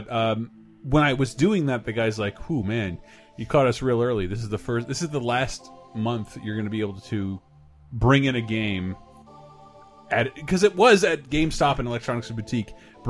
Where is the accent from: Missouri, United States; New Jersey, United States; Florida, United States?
Florida, United States; now in San Francisco, United States; I'm from Florida.